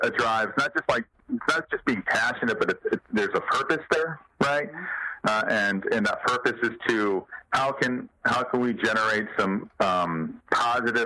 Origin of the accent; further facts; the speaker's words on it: South Bend, Indiana, United States; I'm from South Bend, Indiana